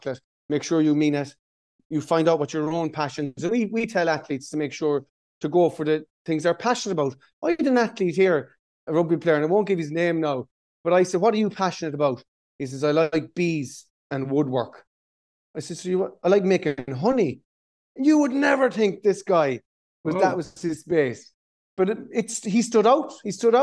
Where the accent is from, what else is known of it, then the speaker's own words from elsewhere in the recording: Tralee, Munster, Ireland; now in Dublin, Ireland; growing up in Tralee